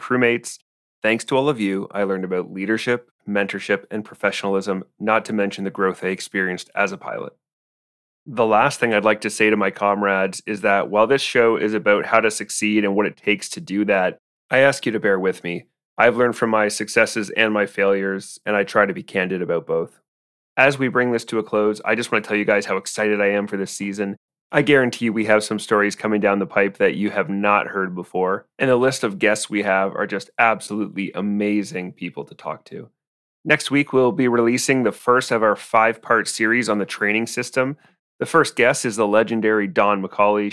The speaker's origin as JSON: {"language": "English", "town": "Cambridge", "region": "Ontario", "country": "Canada", "tie": "born or raised there", "said": "I was born in Cambridge, Ontario"}